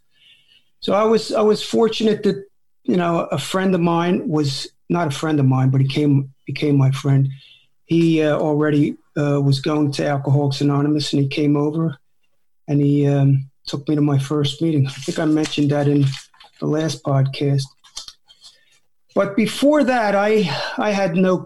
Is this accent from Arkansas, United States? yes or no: no; New Jersey, United States; moved away; back east, I come from South Jersey. So back east, there was a lot of kids my age in the neighborhood